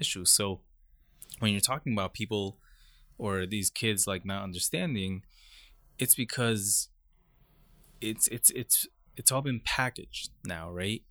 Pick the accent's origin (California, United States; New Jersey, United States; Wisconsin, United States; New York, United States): New York, United States; Brentwood; also born or lived in Queens, New York; I was born in Queens, And, um, by the time I started kindergarten, I, my family moved to Long Island to a community called Brentwood.